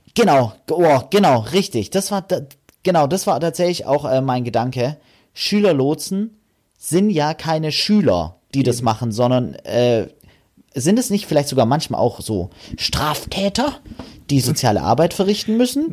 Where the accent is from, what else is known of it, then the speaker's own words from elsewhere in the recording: Germany; wir Deutschen